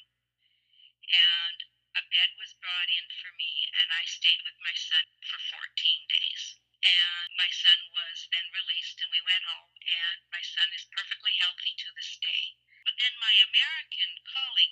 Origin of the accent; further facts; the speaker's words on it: Canada; I'm Canadian